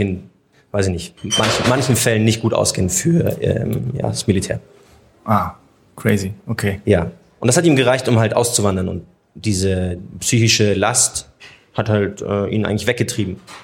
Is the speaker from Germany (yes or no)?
yes; Munich, Bavaria, Germany; Ich bin zwar in München geboren, mein Papa ist aber Palästinenser